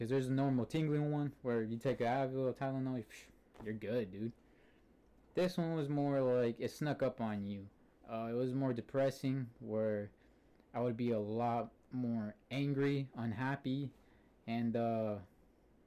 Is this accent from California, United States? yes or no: yes; Antioch, California, United States; I'm from Antioch, California.